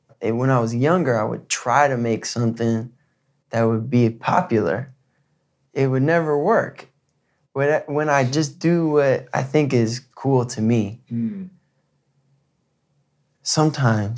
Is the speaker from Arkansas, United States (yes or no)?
no; Michigan, United States; In high school, growing up in Michigan